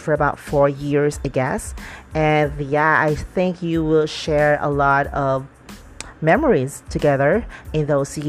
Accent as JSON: {"language": "English", "town": "Dumaguete", "region": "Negros Oriental", "country": "Philippines", "tie": "born or raised there", "moved": "yes", "said": "I went back to my hometown, which is Dumaguete"}